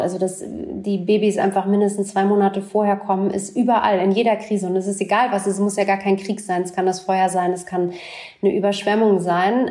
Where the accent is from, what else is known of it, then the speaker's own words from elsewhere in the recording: Berlin, Germany; Ich bin in West Berlin groß geworden